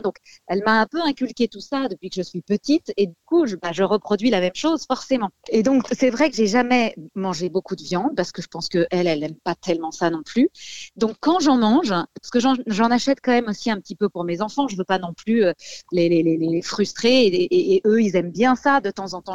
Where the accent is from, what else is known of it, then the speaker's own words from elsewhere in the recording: Paris, Île-de-France, France; je suis parisienne